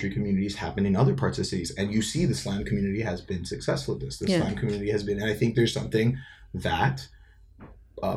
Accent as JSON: {"language": "English", "town": "Toronto", "region": "Ontario", "country": "Canada", "tie": "born or raised there", "said": "I grew up live north of Etobicoke"}